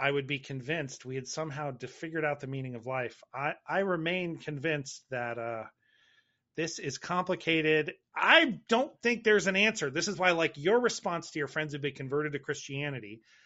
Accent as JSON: {"language": "English", "country": "United States"}